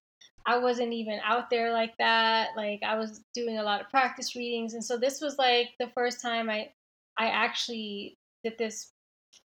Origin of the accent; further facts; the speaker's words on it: New York City, New York, United States; moved away as an adult; also born or lived in Belleville, New Jersey / Jersey City, New Jersey; I grew up in Queens